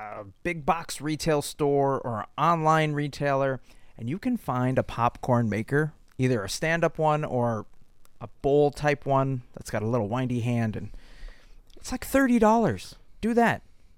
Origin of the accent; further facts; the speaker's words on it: United States; I'm American.